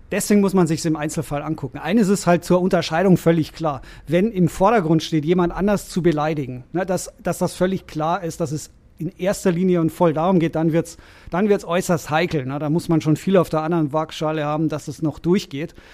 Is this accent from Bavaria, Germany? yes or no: yes; Rosenheim, Bavaria, Germany; Ich bin äh, Rosenheimer. Ich komme aus, äh, aus Oberbayern.